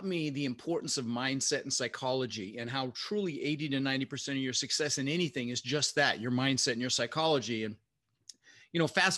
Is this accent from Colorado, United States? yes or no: yes; Denver, Colorado, United States; also born or lived in Netherlands; We ended up in Denver, Colorado, where I lived for 30 years, and we grew up pretty poor